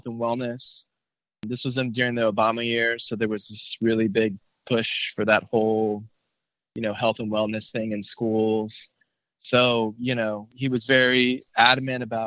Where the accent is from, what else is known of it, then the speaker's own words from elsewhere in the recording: McAllen, Texas, United States; moved away as an adult; also born or lived in Austin, Texas / College Station, Texas; So after Austin, we had to move back to my hometown in McAllen, Texas, which is, you know, 5 minutes across, is really close to the border. You know, I was born and raised there in South Texas